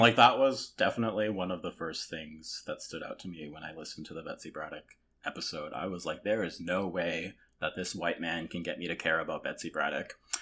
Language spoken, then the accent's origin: English; Toronto, Ontario, Canada; born or raised there; also born or lived in South Korea